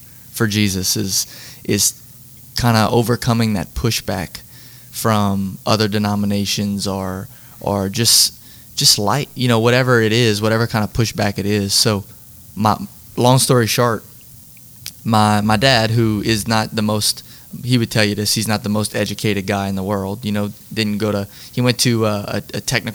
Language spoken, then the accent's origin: English; Catahoula, Louisiana, United States; also born or lived in St. Martinville, Louisiana; I grew up in Catahoula. And when you grow up in Catahoula, you really grow up in St. Martinville